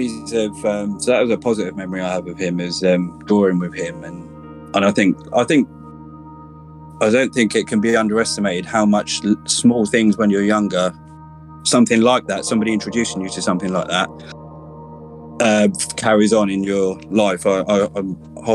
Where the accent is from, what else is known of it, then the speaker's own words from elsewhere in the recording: Ipswich, East of England, United Kingdom; I'm originally from Ipswich, a town in Suffolk, which is in the sort of east of England, southeast, about an hour away from London on a train. I grew up here